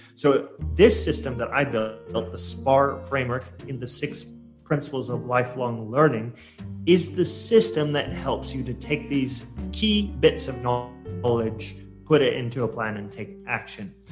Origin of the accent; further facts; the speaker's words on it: Portland, Oregon, United States; moved away as an adult; now in Surabaya, Indonesia; I'm originally from uh, U.S. I come from Portland, Oregon